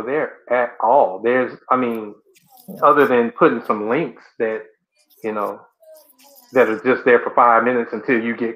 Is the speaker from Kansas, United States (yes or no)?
no; College Park, Georgia, United States; from Atlanta, the College Park, Georgia area, a little bit south of the city